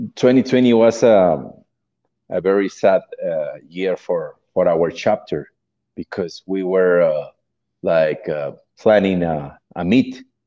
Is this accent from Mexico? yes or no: yes; Mexico; English is a second language; I'm from Mexico